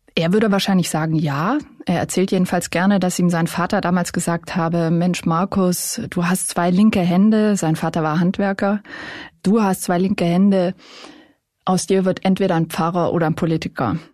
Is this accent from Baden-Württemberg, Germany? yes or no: yes; Swabia, Baden-Württemberg, Germany; moved away as an adult; also born or lived in Lower Bavaria; now in Bavaria, Germany; Eigentlich komme ich aus dem baden-württembergischen Schwaben